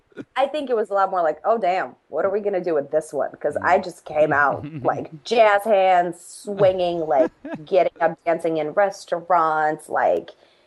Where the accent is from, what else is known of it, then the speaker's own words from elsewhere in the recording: United States; But when I'm in Russia, I'm not quite from Russia because I grew up in America.